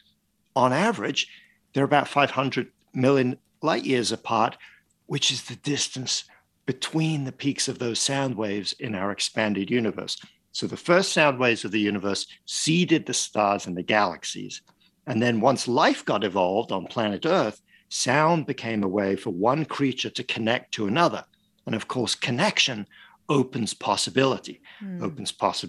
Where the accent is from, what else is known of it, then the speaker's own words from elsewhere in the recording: Paris, Île-de-France, France; moved away; I grew up in Paris and in France